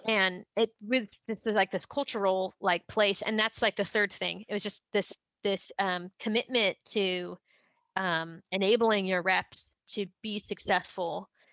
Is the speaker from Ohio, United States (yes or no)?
yes; Ohio, United States; I'm from Ohio.